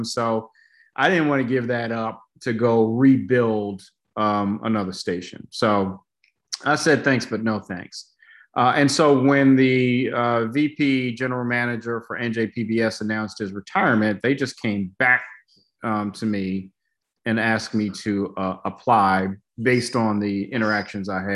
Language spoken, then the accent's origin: English; Baltimore, Maryland, United States; moved away; also born or lived in Syracuse; A good portion of my childhood in Section 8 housing in the Cherry Hill neighborhood in Baltimore